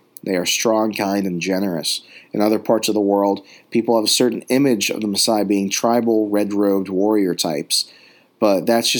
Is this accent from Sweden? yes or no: yes; Sweden; English is a second language; growing up in Sweden also prepared me for the cold virtually since birth.